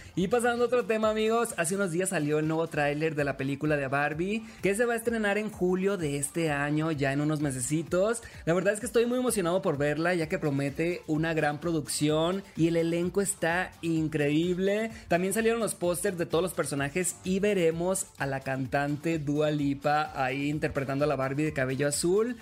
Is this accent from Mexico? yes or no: yes; Sinaloa, Mexico; Soy de Sinaloa